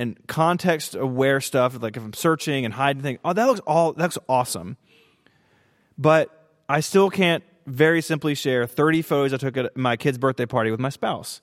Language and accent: English; Tennessee, United States; I'm from Tennessee